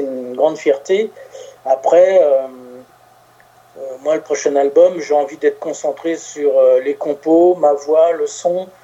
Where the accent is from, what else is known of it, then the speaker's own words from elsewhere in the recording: Paris, Île-de-France, France; moved away as an adult; also born or lived in Gard; now in between Narbonne and Béziers, France; à la base, je suis parisien